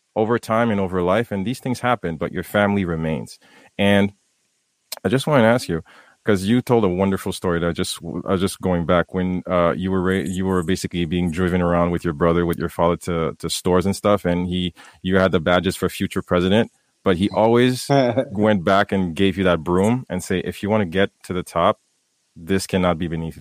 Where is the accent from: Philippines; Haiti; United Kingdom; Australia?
Haiti; moved away; myself growing up in Haiti